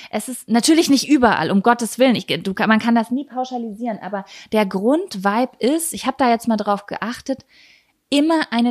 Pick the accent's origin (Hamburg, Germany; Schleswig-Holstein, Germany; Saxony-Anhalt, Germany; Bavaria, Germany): Schleswig-Holstein, Germany; Lübeck; in Lübecker. Aha. meiner Heimatstadt, wo ich gerade bin.